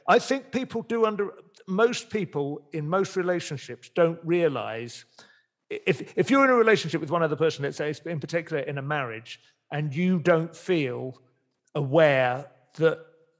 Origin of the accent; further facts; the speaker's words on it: Dunstable, East of England, United Kingdom; born there; I was born in Dunstable and I went to revisit. Oh, at least my parents lived there when I was born.